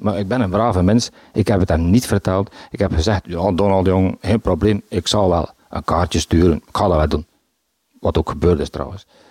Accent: Bruges, Flanders, Belgium; Ik ben van Brugge. Ik woon in de Sint-Hubertuslaan.

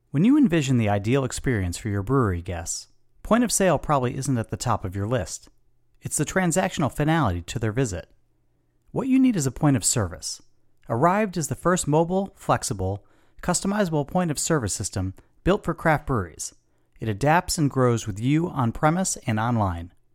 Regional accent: Chicago, Illinois, United States; moved away; my hometown of Chicago.

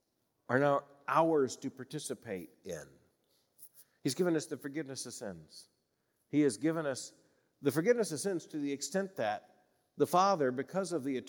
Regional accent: Florida, United States; I grew up in Florida, like other southern states, particularly in the smaller towns in central and north Florida.

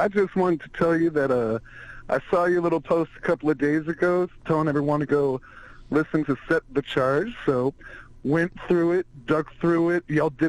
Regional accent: North Texas, United States; Texas, up north.

